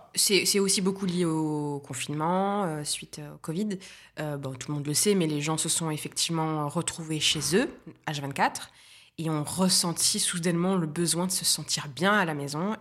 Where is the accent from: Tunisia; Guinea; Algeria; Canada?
Tunisia; moved away as an adult; also born or lived in Paris, France; now in Nice, France; je suis tunisienne, franco-tunisienne, je suis née en Tunisie, j'y ai passé 18 ans de ma vie, mes 18 premières années